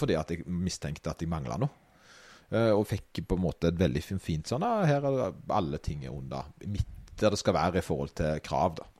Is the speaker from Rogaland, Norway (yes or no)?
yes; Åkrehamn, Rogaland, Norway; når Åkra, der jeg kommer fra, fikk bystatus